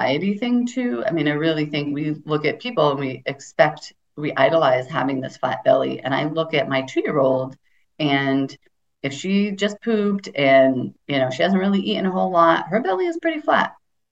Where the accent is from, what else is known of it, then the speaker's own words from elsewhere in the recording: United States; I grew up in America.